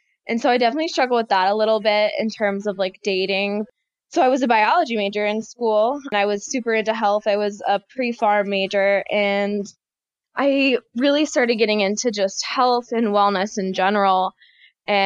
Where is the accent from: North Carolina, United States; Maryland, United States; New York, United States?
North Carolina, United States; also born or lived in Florida; I grew up in small town North Carolina